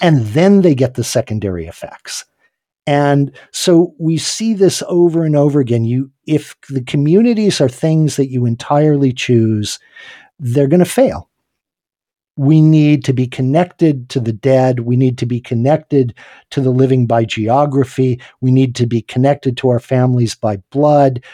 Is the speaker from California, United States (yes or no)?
no; Hot Springs, South Dakota, United States; here in my hometown, uh, where I live in Hot Springs, South Dakota